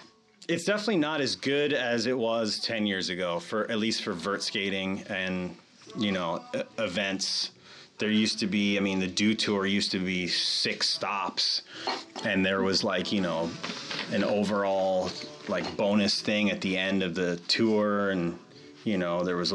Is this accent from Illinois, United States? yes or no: no; New York City, New York, United States; I grew up in Manhattan